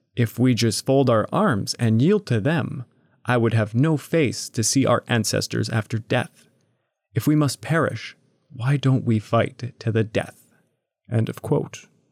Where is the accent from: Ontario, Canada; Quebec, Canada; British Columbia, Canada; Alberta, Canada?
Quebec, Canada; I am from Quebec